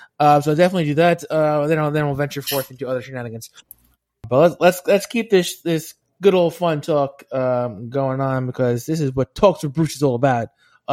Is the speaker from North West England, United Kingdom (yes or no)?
yes; Stockport, North West England, United Kingdom; I'm from Stockport, Greater Manchester.